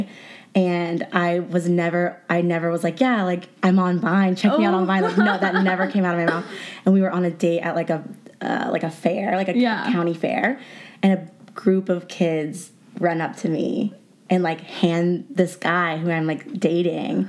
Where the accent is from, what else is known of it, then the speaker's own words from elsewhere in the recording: Houston, Texas, United States; moved away as an adult; now in Los Angeles, United States; I'm from Houston, Texas